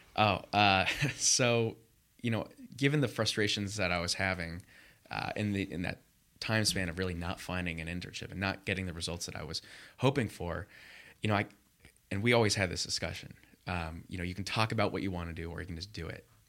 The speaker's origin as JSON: {"language": "English", "town": "Los Angeles", "region": "California", "country": "United States", "tie": "born or raised there", "also_born_or_lived": "Michigan / Chicago", "moved": "as an adult", "lives_now": "Los Angeles, United States", "said": "grew up in the L A area"}